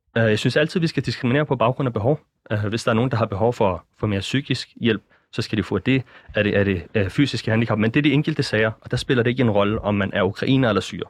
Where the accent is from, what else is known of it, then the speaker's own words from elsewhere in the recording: Denmark; i os som danskere